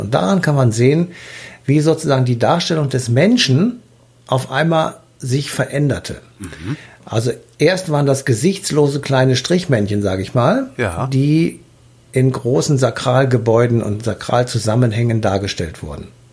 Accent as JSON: {"language": "German", "country": "Germany", "said": "Bei uns in Deutschland"}